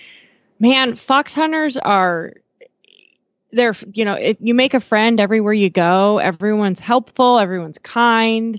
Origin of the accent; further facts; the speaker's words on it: Miles City, Montana, United States; now in Fort Worth, United States; there's always this big event in my hometown that I go home for